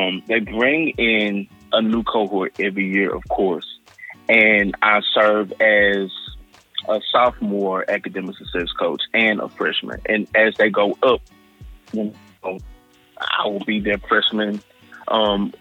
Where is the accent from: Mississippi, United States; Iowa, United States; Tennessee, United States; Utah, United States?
Mississippi, United States; Hattiesburg; I am from Hattiesburg, Mississippi